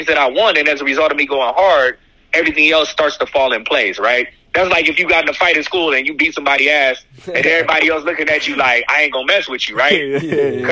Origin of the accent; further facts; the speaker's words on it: Inglewood, California, United States; moved away; also born or lived in Paris; I hail from Inglewood, California